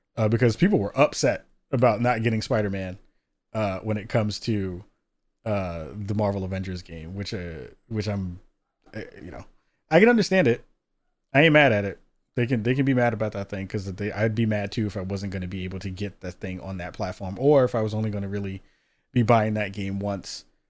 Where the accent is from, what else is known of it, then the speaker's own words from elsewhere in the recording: New York, United States; moved away; a former New Yorker, 'cause I was born and raised out in New York